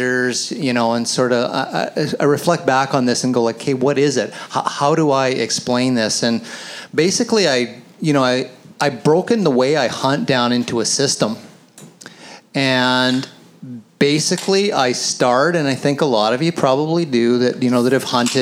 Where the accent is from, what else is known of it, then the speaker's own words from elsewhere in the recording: the Kootenays, British Columbia, Canada; I grew up hunting elk in the Kootenays